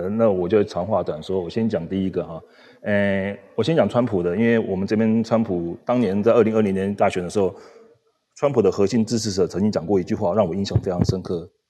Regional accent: Taipei, Taiwan; now in Las Vegas, United States; 因为像我台北人嘛，

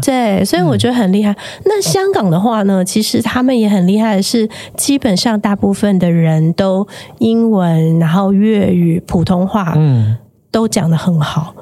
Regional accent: Taiwan; moved away as an adult; now in Hong Kong; 我是台湾人

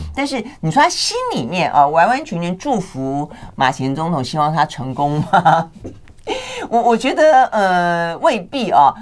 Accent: Taiwan; 我们台湾这边的法令规定

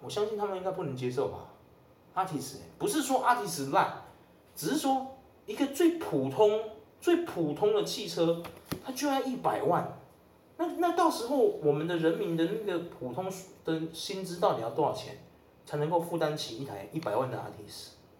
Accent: Taiwan; 我们台湾人一直没办法解决的一个

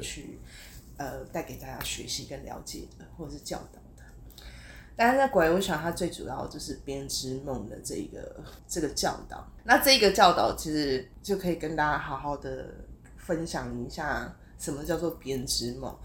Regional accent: Taiwan; 在台湾啊

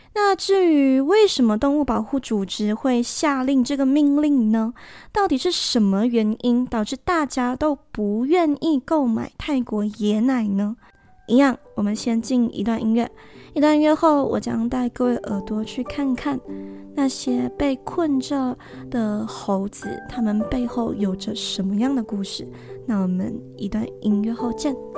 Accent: Malaysia; 那我会趁这个长假回我的家乡

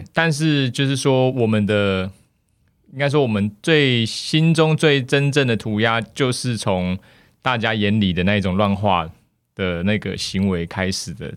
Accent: Taiwan; moved away as an adult; also born or lived in Australia; 因为我自己以前在台湾的时候，其实是 很安逸的一个状态

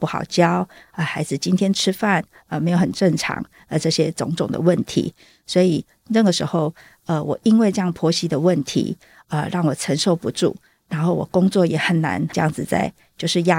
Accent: southern Taiwan, Taiwan; moved away as an adult; now in Taoyuan, Taiwan; 因为我是从南部来到桃园定居

